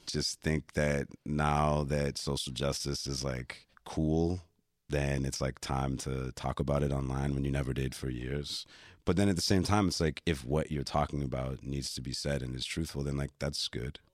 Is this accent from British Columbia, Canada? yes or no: no; Toronto, Ontario, Canada; also born or lived in Flemingdon Park, Toronto; born in Flemington Park, but I came of age in the Esplanade, downtown Toronto